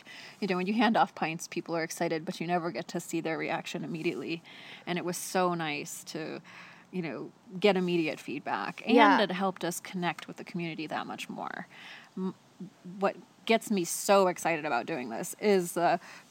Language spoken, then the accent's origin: English; Coeur d'Alene, Idaho, United States; moved away as an adult; also born or lived in San Francisco / New York; now in Spokane, United States; I grew up in the Northwest. I grew up in Coeur d'Alene, and I went off to San Francisco to art school and then to New York and worked out there for many years